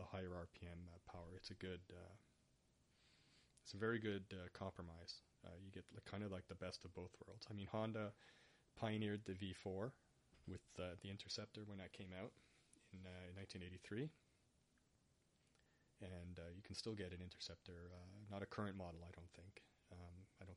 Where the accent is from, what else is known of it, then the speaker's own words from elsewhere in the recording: Canada; first language English; I'm Canadian